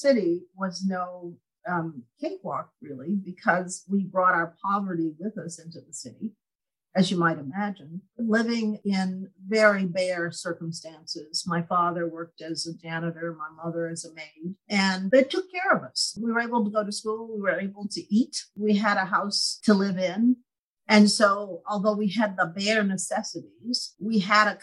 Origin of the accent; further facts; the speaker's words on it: East Texas, United States; I was born the youngest of 12 children to parents who were sharecroppers in East Texas.